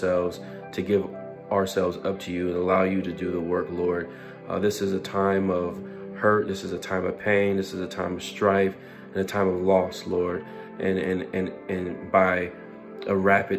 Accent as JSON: {"language": "English", "country": "United States", "said": "as an American"}